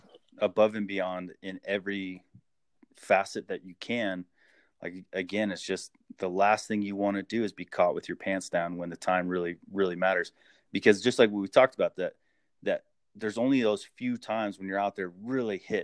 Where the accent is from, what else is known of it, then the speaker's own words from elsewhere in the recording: Phelan, California, United States; I grew up in Phelan, California, which is just a tiny little town.